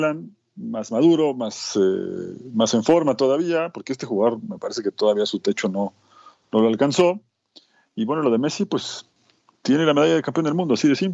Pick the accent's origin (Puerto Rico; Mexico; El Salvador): Mexico; Soy un mexicano raro.